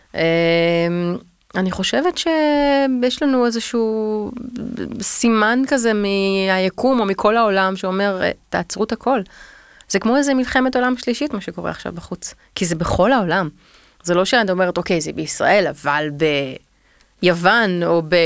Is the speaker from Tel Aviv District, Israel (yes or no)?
yes; Tel Aviv, Tel Aviv District, Israel; אני תל אביבית